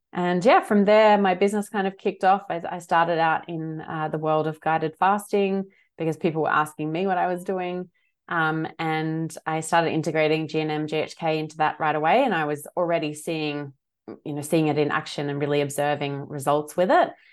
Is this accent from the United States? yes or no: no; Adelaide, South Australia, Australia; also born or lived in Sydney; now in Western Australia, Australia; I'm originally from Adelaide